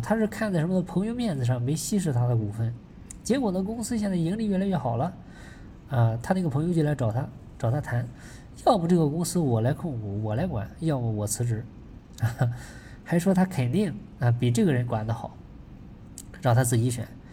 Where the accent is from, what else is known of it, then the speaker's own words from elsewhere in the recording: China; 我们中国人